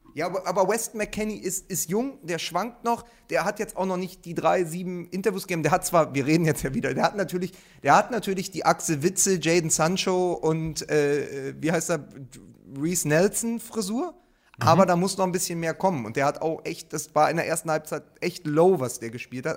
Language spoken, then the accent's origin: German; Wedding, Berlin, Germany; Ich als Weddinger